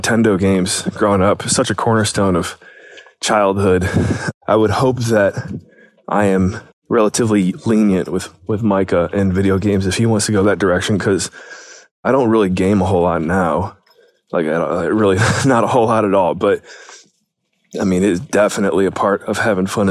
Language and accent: English; Painesville, Ohio, United States; growing up in Painesville, great, great experience